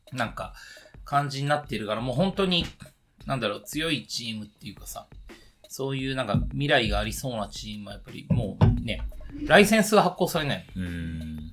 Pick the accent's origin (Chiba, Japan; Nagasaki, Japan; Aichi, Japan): Chiba, Japan; 俺千葉出身だけど